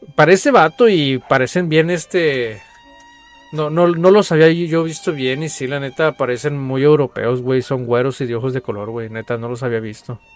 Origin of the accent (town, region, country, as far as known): Mexico